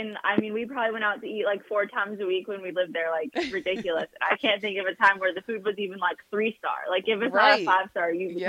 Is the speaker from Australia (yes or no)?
no; Boston, Massachusetts, United States; moved away; I'm from Boston and my entire extended family lives in Boston.